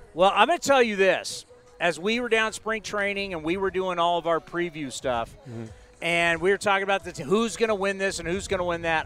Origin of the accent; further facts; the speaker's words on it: San Diego, California, United States; when I was growing up in San Diego